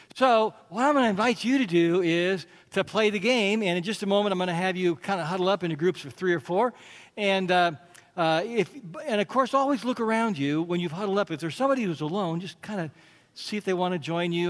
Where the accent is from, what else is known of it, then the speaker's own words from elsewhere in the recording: United States; part of being American